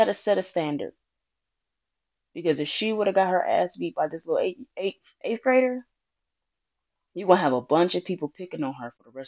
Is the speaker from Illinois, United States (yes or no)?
no; Detroit, Michigan, United States; our black schools in my hometown in Detroit